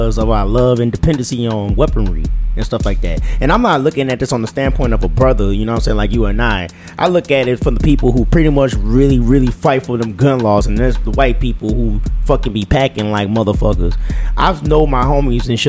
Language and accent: English; United States; I'm American